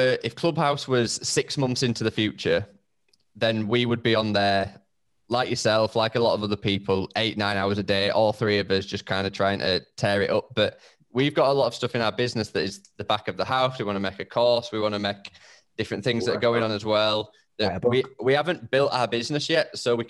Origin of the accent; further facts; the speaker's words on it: United Kingdom; accent: broad northern; my broad northern